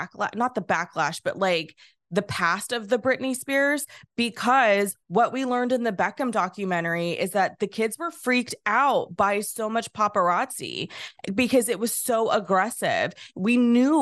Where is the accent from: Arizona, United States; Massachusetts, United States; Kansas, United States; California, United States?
California, United States; I grew up in California